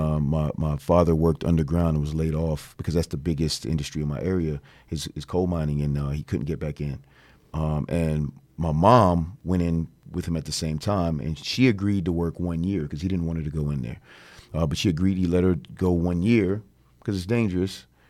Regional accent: Virginia, United States; I'm from Virginia, small town of V A.

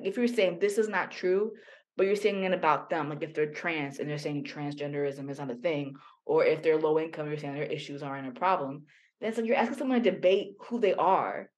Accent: United States; being an American

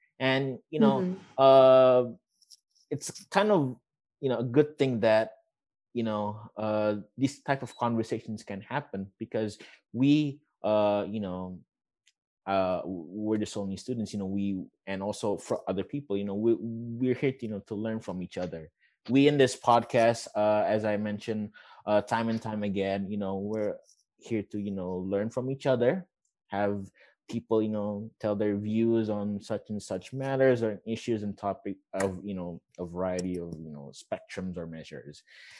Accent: Indonesia; and then you would have to answer, I'm from Indonesia, and like, you know, that's a conversation started

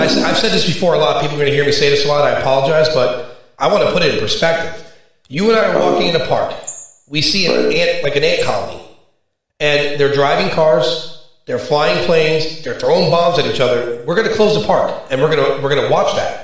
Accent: New York City, New York, United States; I grew up in Brooklyn

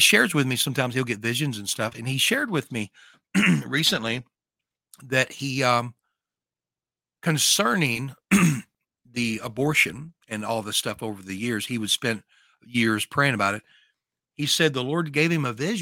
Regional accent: northern Louisiana, United States; I'm from Louisiana

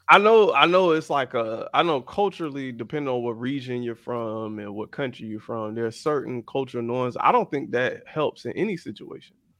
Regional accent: South Florida, United States; growing up in South Florida, a lot of people I grew up around were Caribbean

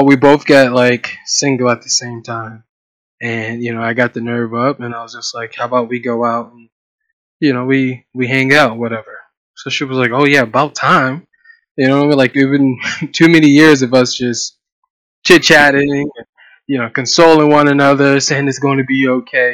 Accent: Columbus, Ohio, United States; also born or lived in Pittsburgh, Pennsylvania; grew up from Pittsburgh, grew up in Ohio. So I did my middle school years and my high school years all in Ohio.

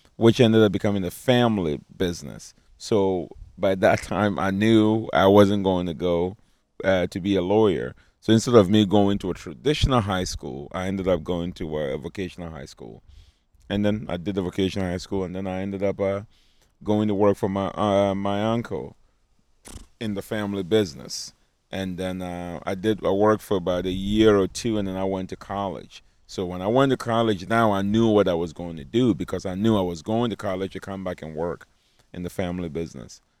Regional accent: Ghana; accent: African; now in United States; I grew up in Ghana

